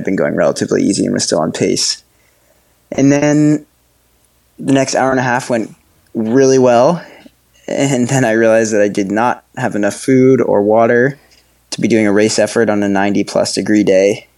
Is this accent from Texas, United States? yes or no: no; Woodstock, Vermont, United States; moved away as an adult; now in Lyme, United States; I grew up in Woodstock, Vermont originally